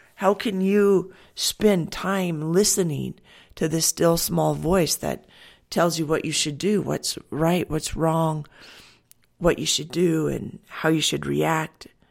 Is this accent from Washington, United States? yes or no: yes; Washington, United States; I grew up in Washington